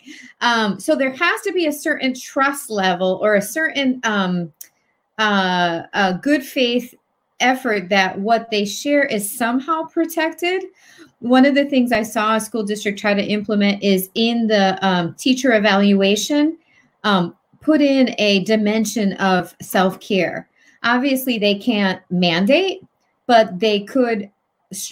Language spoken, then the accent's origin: English; Hartford, Connecticut, United States; moved away as an adult; also born or lived in New Britain, Connecticut; now in Newtown, United States; I'm from Hartford / New Britain